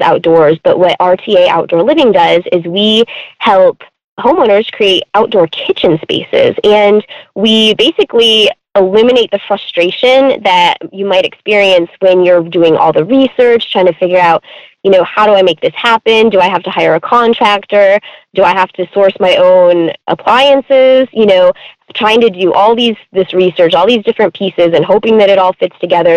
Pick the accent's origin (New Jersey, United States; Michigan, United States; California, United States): Michigan, United States; moved away as an adult; also born or lived in Florida; now in Knoxville, United States; I grew up in Michigan, lived there for 30 years